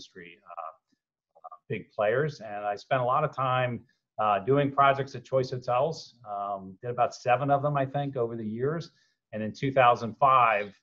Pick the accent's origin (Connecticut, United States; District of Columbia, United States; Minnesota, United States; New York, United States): District of Columbia, United States; Washington; I was born here in Washington, D.C.